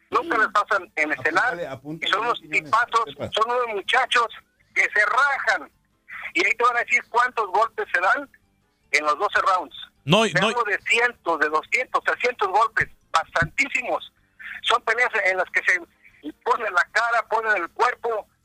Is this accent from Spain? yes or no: no; Mexico; now in Fort Worth, United States; Soy mexicano.